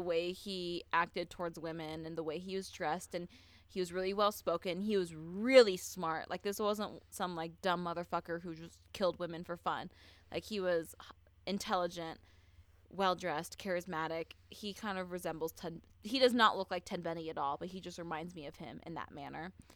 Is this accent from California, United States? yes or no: yes; Southern California, United States; I'm from Southern California, and I know a lot of dudes from my high school that think they can hunt.